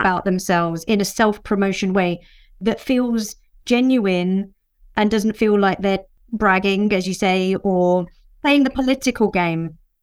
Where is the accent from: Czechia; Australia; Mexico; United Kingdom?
United Kingdom; England; a Mauritian woman born in the U K, but my parents were both born and brought up in Mauritius